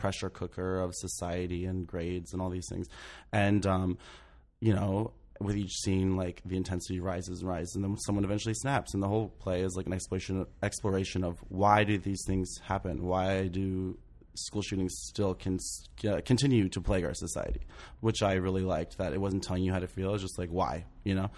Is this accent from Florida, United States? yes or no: no; St. Mary's County, Maryland, United States; now in New York, United States; I grew up in Saint Mary's County, Maryland.